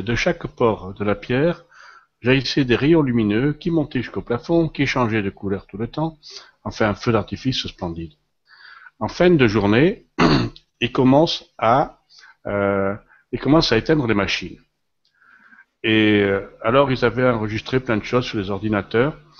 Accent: Lozère, Occitania, France; moved away; also born or lived in Paris; je suis originaire de la Lozère. Alors, la Lozère, c'est en France

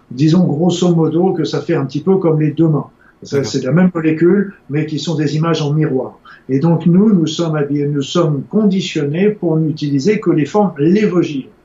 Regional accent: Spain; Tant en tant qu'Espagnol, c'est encore plus tard.

